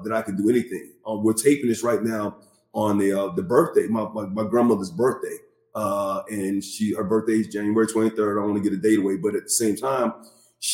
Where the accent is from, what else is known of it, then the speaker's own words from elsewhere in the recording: Bessemer, Alabama, United States; I grew up in Bessemer, Alabama